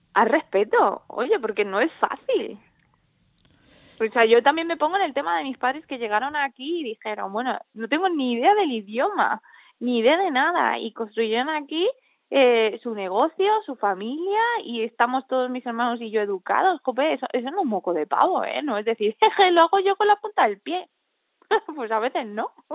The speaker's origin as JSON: {"language": "Spanish", "region": "Andalusia", "country": "Spain", "tie": "born or raised there", "said": "obviamente nacido aquí, llevo aquí toda mi vida"}